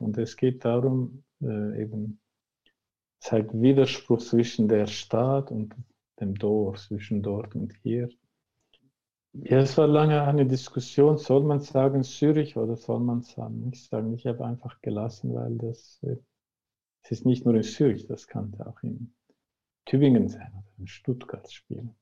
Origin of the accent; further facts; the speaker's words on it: Turkey; now in Switzerland; dort, wo ich herkomme, ist das Thema immer noch ein Tabu.